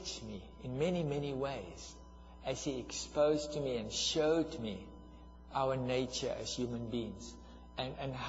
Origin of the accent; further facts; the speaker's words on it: South Africa; I am from South Africa, and I'm from the tribe that were the architects for apartheid